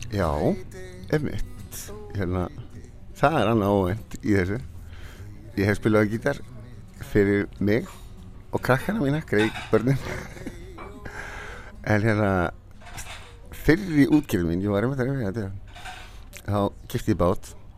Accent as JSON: {"language": "Icelandic", "town": "Flateyri", "region": "Westfjords", "country": "Iceland", "moved": "yes", "said": "ég er frá Flatteri, maður vestfjörðum"}